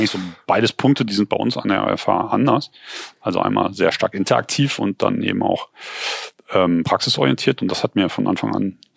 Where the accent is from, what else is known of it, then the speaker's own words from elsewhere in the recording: Cologne, North Rhine-Westphalia, Germany; Ähm, weil, naja, bei uns in Köln wird auch viel produziert, aber das Großteil sind halt Filme, ne?